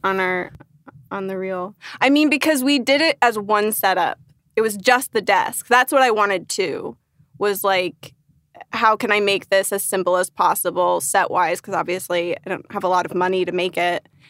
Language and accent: English; Northern Virginia, United States; moved away as an adult; now in Los Angeles, United States; I grew up in Nova, Northern Virginia, as the, well, no, the locals call it Nova